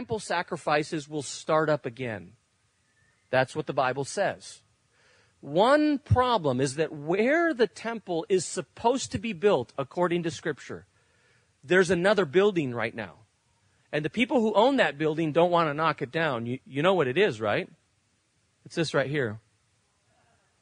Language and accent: English; Spain; moved away; When I grew up in Spain